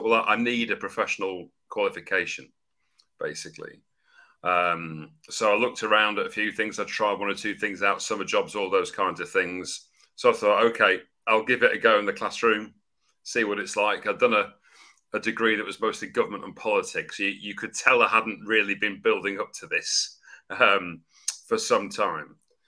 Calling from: London, United Kingdom; I'm joining you from North London, England, UK.

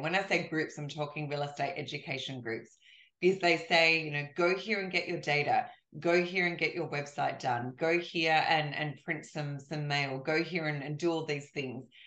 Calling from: Australia; I'm calling you from Australia

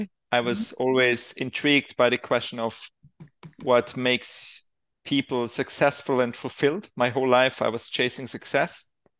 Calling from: Switzerland; I'm calling from Baden-Gatz, Switzerland.

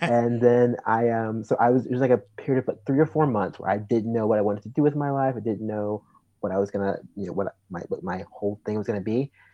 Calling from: Atlanta, Georgia, United States; calling you guys from, uh, good old Atlanta, Georgia.

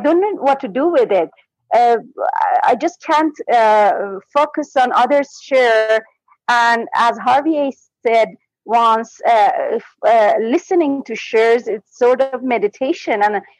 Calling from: Iran; English is a second language; I'm calling from Iran.

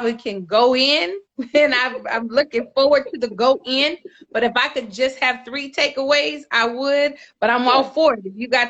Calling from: Los Angeles, California, United States; I'm calling you from California, Los Angeles.

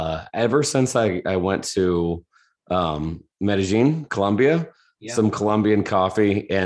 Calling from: Indianapolis, Indiana, United States; Indianapolis, Indiana, here in the States.

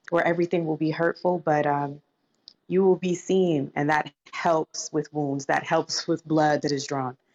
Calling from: Atlanta, Georgia, United States; I'm joining from Atlanta, Georgia today.

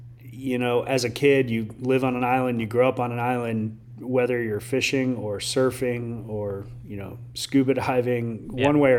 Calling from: Fort Myers, Florida, United States; It's going great. I'm in Southwest Florida, Fort Myers area.

